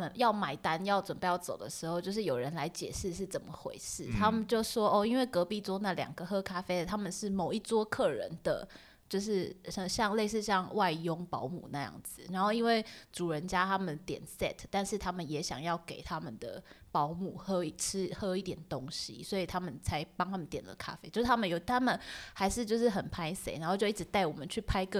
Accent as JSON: {"language": "Chinese", "country": "Taiwan", "said": "会不会是我们台湾人口味就是喜欢不甜？"}